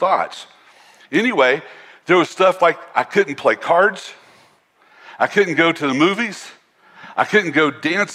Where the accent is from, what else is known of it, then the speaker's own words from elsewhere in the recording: North Carolina, United States; where I grew up was in North Carolina